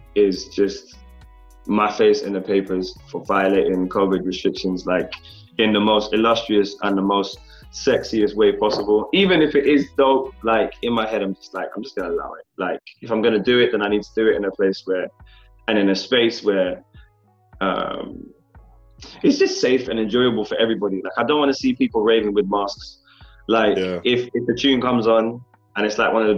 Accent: London, United Kingdom; born or raised there

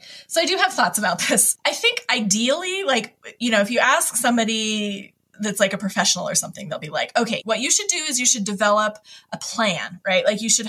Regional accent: Hawaii, United States; I moved a lot as a kid, but I grew up mostly in Hawaii when I was, you know, like middle school on.

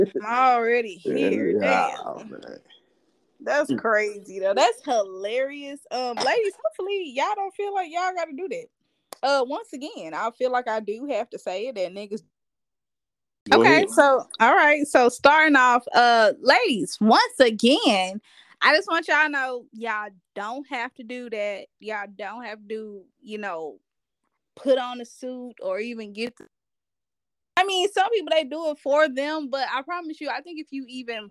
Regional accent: Arkansas, United States; we are from Arkansas

